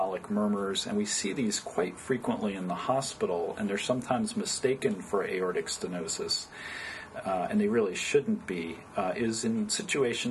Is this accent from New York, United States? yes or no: yes; Poughkeepsie, New York, United States; moved away as an adult; also born or lived in Binghamton, New York / Oberlin, Ohio / Cleveland, Ohio; now in California, United States; I originally grew up in upstate New York. I was born in western New York State in Binghamton, New York, and then we moved further downstate to Poughkeepsie, New York.